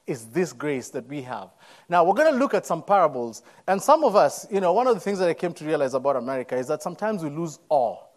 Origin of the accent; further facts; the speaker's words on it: Nairobi, Kenya; moved away as an adult; I'm born and raised in Nairobi, Kenya. Came into this country as an international student a few years ago